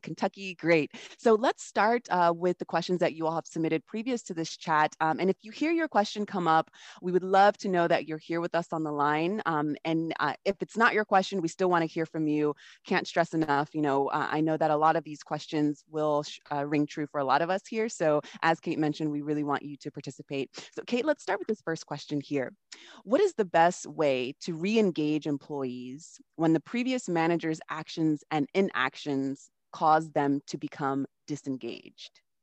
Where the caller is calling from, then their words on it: Patagonia, Argentina; I'm calling from Patagonia in Argentina